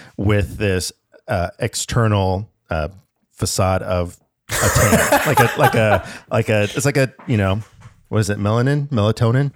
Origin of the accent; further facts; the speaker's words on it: Alaska, United States; I was born up in Alaska